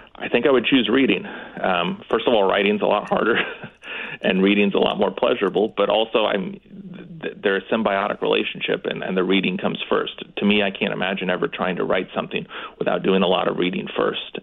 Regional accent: Dillsboro, Indiana, United States; also born or lived in Evansville, Indiana / New Haven, Connecticut; now in Bloomington, United States; I am from a small town um, called Dillsboro, Indiana, in the southern part of Indiana

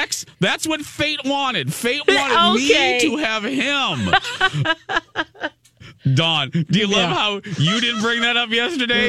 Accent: Minneapolis, Minnesota, United States; I'm from Minneapolis

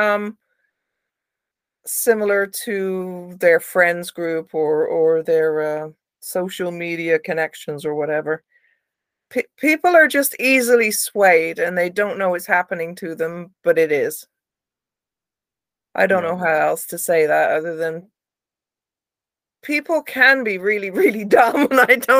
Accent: Somerset, South West England, United Kingdom; my area where I grew up in Somerset in the UK

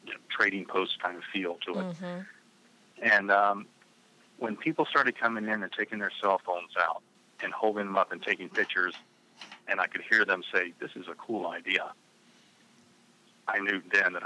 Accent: the South, United States; I grew up in the South

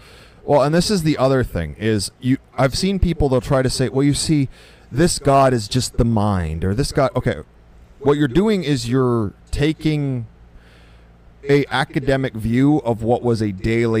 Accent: United States; at least as an American

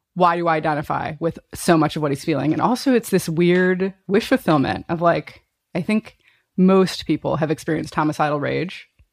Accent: Chicago, Illinois, United States; growing up in Chicago

